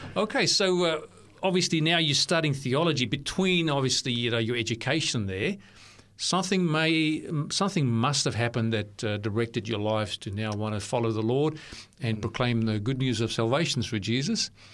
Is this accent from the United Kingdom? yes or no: no; South Africa; now in Australia; I grew up in South Africa